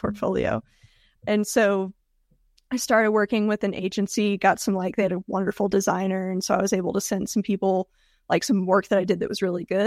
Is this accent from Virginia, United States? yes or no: no; Georgia, United States; moved away as an adult; also born or lived in Tennessee; now in Denver, United States; I grew up in Georgia and moved to Tennessee for college